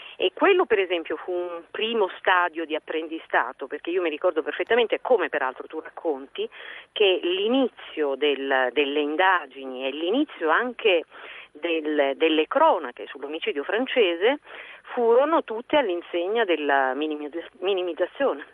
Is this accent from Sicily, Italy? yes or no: yes; Messina, Sicily, Italy; also born or lived in Palermo; io sono nata a Messina ma svezzata a Palermo, svezzata nel giornalismo e soprattutto svezzata nella mafia